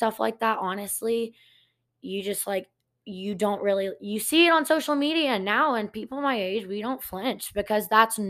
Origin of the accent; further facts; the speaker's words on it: Montgomery, Texas, United States; growing up, I grew up in Montgomery.